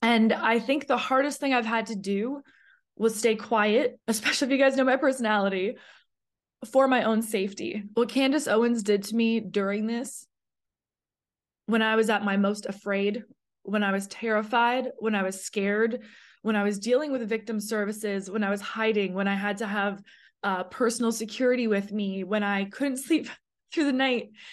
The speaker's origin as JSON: {"language": "English", "country": "Canada", "moved": "as an adult", "lives_now": "United States", "said": "I was a girl alone in a brand new city in America. I'm from Canada."}